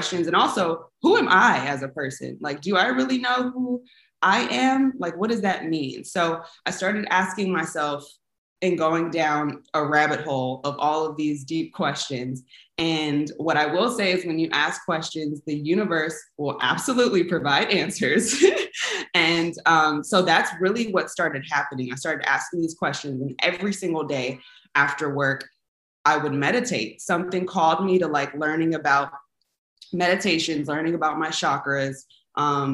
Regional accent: Inglewood, California, United States; also born or lived in San Francisco Bay Area, California; So I am from Los Angeles, California, specifically Inglewood, California. That is where I went to high school.

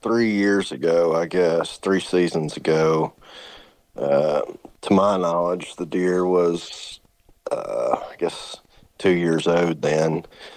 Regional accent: Kentucky, United States; So I'm born and raised in Western Kentucky. It's the only place I've ever been.

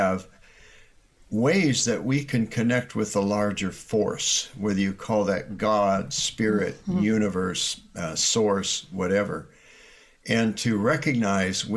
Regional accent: Iowa, United States; I grew up in Iowa

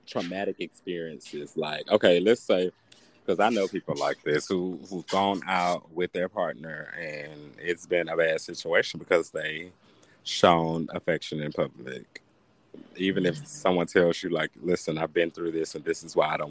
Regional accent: the South, United States; growing up in the South

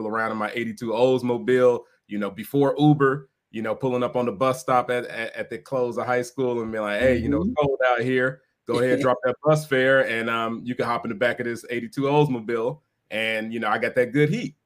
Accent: Chicago, Illinois, United States; I'm originally from Chicago, born and raised on the South Side.

